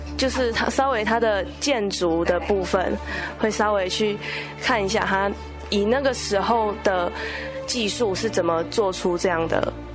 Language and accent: Chinese; Taiwan; also born or lived in Taipei; 我们台湾